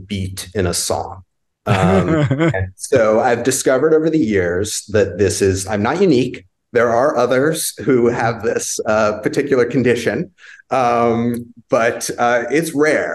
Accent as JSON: {"language": "English", "region": "California", "country": "United States", "tie": "born or raised there", "said": "I was born in California"}